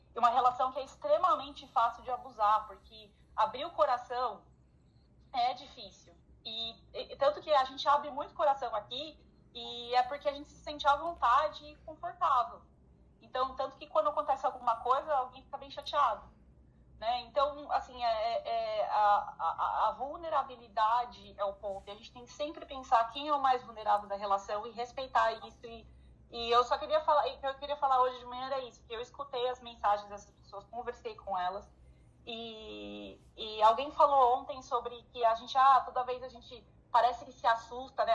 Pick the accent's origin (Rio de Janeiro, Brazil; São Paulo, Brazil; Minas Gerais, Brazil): São Paulo, Brazil; now in Ireland; eu sou de São Paulo. São Paulo fala startup